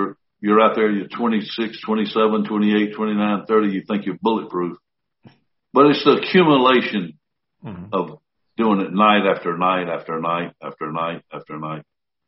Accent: Columbus, Georgia, United States; moved away as an adult; also born or lived in Orlando, Florida; Hit my hometown right here

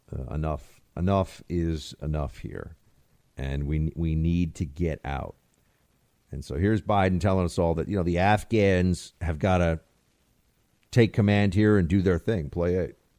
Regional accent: United States; as an American

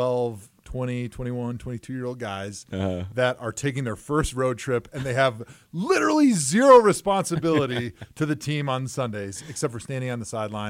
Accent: Wisconsin, United States; I mean, I'm from Wisconsin.

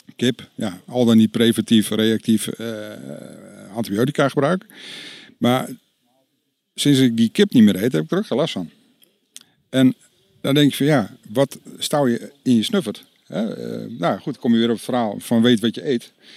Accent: North Holland, Netherlands; ik ben een ja, kaaskop, ik kom uit Noord-Holland

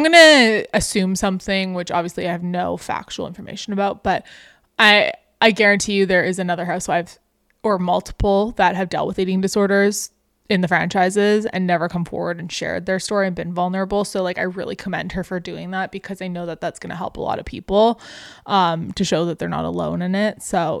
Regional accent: Canada; apparently huge thing in the States because we're Canadian.

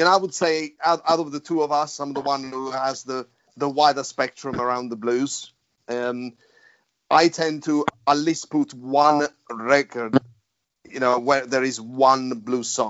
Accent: United Kingdom; We're from the UK

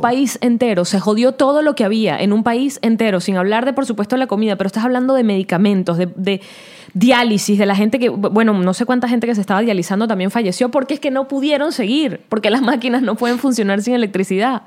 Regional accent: Venezuela

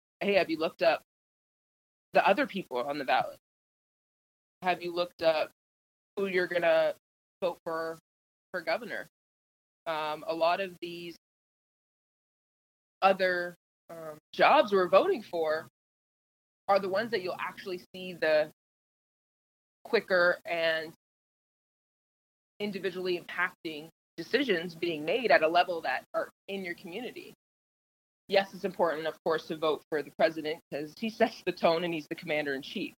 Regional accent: Canada; now in Indiana, United States; I'm Canadian. Yes, I was born in Canada, but I live here in the U.S.

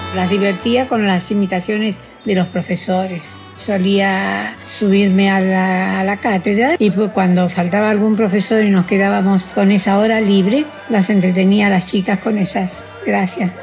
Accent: Buenos Aires, Argentina; Yo nací en Caballito, pero la casa que yo recuerdo más es donde pasé la infancia más feliz de mi vida, en la calle Defensa 219

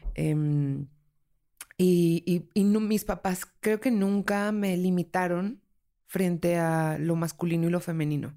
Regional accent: Colombia; now in Mexico City, Mexico; soy una habitante de la Ciudad de México. Soy colombiana de nacimiento

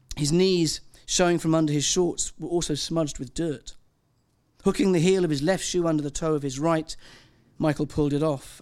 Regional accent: Wales, United Kingdom; I'm Welsh

